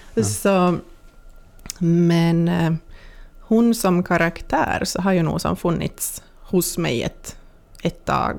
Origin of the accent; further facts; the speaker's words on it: Pensala, Ostrobothnia, Finland; jag ska vara i, i Pensala, mm. i, i, min hemby.